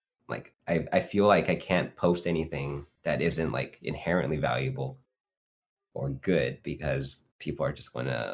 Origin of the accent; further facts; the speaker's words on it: Fresno, California, United States; I grew up in Fresno, so I was like one of the only Asian kids, actually, at the time